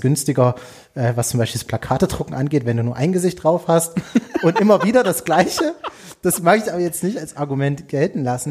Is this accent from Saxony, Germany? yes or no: yes; Erzgebirge, Saxony, Germany; war Stadtrat bei mir im Erzgebirge in meiner Heimatstadt